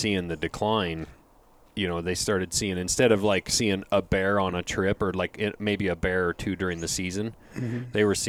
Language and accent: English; Lincoln, Montana, United States; I was raised in Lincoln, which is about 2 hours east of where I live right now. Lincoln's right on the edge of the Bob Marshall Wilderness.